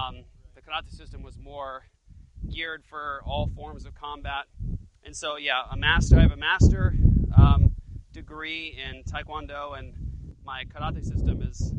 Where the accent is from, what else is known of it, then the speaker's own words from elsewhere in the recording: Japan; the karate system that I did growing up in Japan, my dad was military